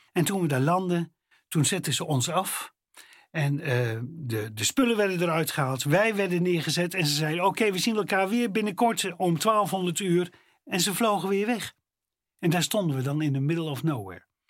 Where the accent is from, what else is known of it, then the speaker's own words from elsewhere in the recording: Netherlands; ik als Nederlander met mijn Nederlandse paspoortje